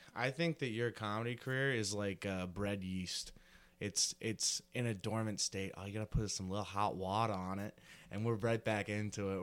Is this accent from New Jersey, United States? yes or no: yes; rural New Jersey, United States; Rural New Jersey really didn't live around the city at all.